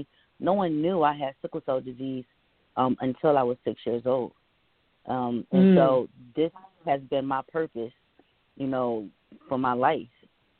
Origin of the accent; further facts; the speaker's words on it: Philadelphia, Pennsylvania, United States; I was born in Philadelphia and raised in Philadelphia, but I was born at Chestnut Hill Hospital.